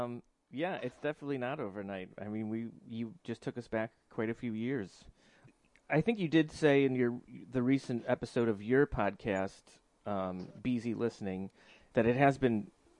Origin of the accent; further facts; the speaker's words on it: Cleveland, Ohio, United States; moved away; You're in Cleveland, my hometown